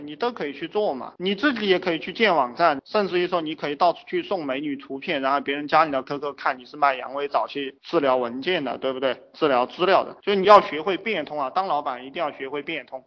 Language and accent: Chinese; China; 我们中国人